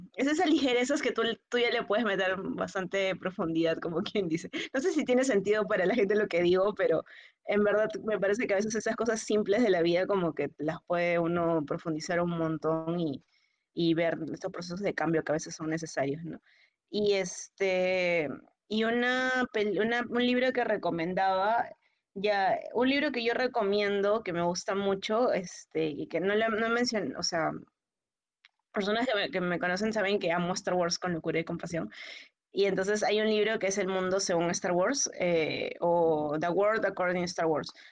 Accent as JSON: {"language": "Spanish", "region": "Lima", "country": "Peru", "said": "para los que somos de Lima a 100 metros sobre el nivel del mar"}